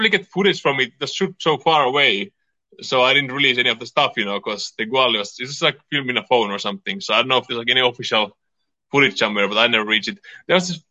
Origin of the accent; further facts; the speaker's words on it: Finland; also born or lived in California; now in Portland, United States; I'm from Finland